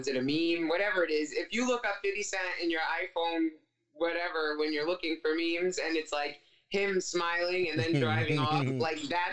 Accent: East Coast, United States; I'm from the East Coast

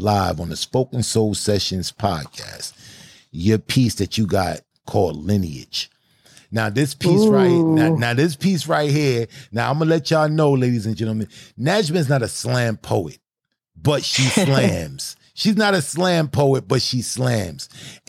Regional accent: Brooklyn, New York, United States; I came from Brooklyn.

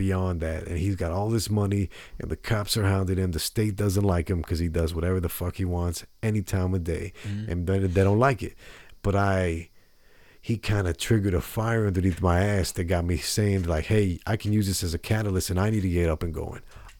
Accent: San Mateo, California, United States; born there; also born or lived in Las Vegas / Denver / Houston; You know, not in the richest places ever. You know, San Mateo, California.

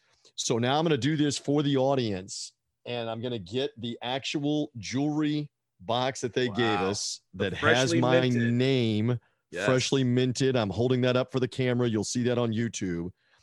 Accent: Tampa, Florida, United States; also born or lived in Memphis, Tennessee; I consider myself a native at this point, even though I was born in Memphis, Tennessee, but I have been in the Tampa Bay area since 1983

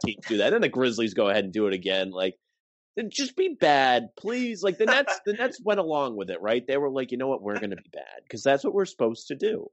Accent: Warwick, Rhode Island, United States; I go to URI, and I'm from Warwick, which is like closer to Boston than Kingston. So like I had to drive past my hometown

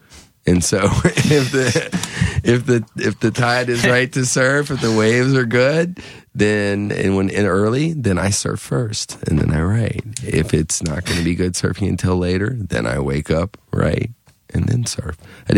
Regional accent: North Carolina, United States; I grew up in the Cape Fear area of North Carolina, down near Wilmington part of the time.

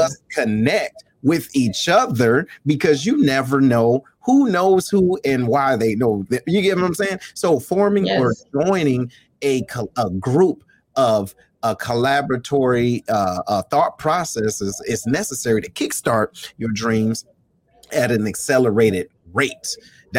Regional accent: Detroit, Michigan, United States; this is my homie. We grew up in Detroit together.

